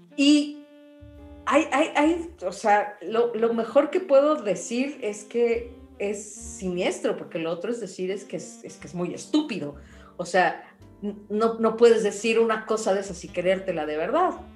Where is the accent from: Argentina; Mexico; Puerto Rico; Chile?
Mexico; somos México